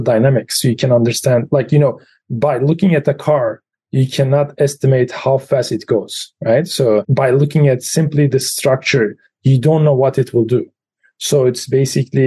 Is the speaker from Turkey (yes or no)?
yes; Turkey; moved away as an adult; also born or lived in Pittsburgh, United States / Los Alamos, United States / Germany; now in State College, United States; I was grown in Turkey until the age of 23.